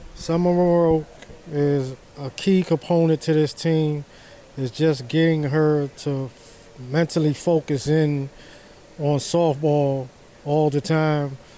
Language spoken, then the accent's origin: English; New York, United States; I'm from New York